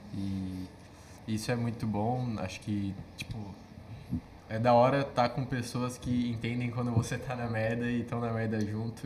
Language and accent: Portuguese; Campinas, São Paulo, Brazil; Eu sou natural de Campinas, São Paulo.